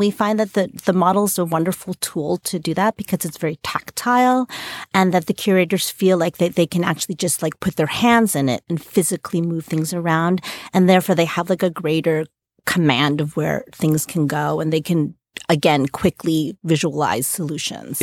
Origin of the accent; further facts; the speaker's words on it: New York City, New York, United States; I grew up in New York City